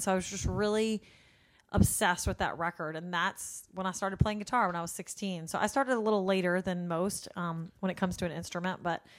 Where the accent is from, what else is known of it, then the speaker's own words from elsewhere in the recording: Louisiana, United States; I'm from Louisiana.